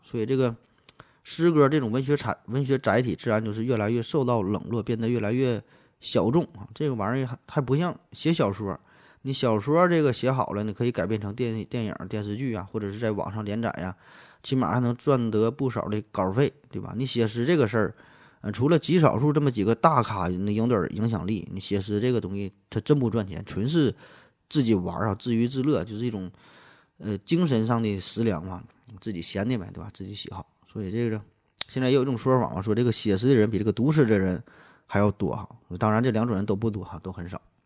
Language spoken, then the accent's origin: Chinese; Northeast China, China; 咱从小就是，呃，学这个语言的时候儿就 把这个东北话和这个普通话就当做一种语言来说